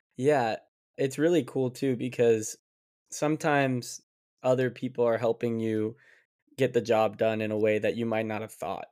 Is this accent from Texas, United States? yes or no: no; Las Vegas, Nevada, United States; moved away as an adult; now in New York, United States; I'm from Las Vegas